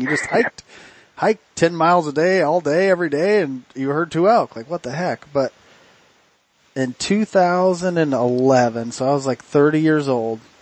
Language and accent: English; Oregon, United States; we're from Oregon. We live in the thick stuff